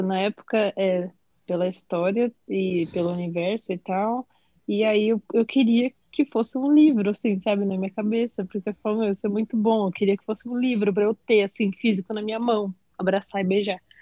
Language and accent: Portuguese; São Paulo, Brazil; tenho 25 anos, sou de São Paulo